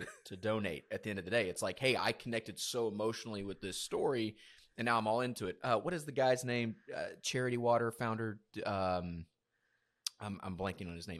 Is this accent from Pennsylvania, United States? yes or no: no; South Georgia, United States; I was born in South Georgia, um, in a very small town